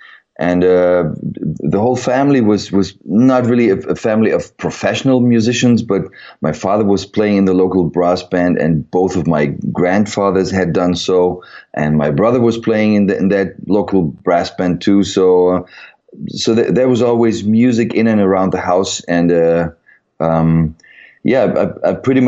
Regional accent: Frankfurt, Hesse, Germany; in pretty much southern part of Germany, Frankfurt area

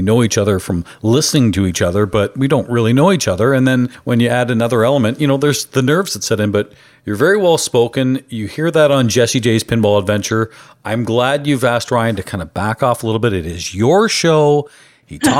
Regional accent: Canada; I'm Canadian. I apparently can't say the word out or dollar or sorry properly

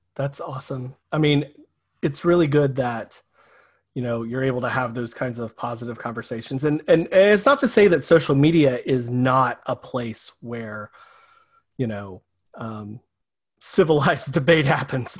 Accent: the South, United States; in small towns my entire life, um, small rural towns in the South

